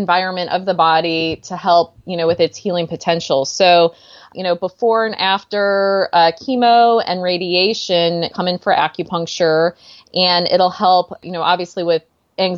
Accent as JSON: {"language": "English", "region": "Missouri", "country": "United States", "moved": "yes", "lives_now": "California, United States", "said": "I'm from Missouri"}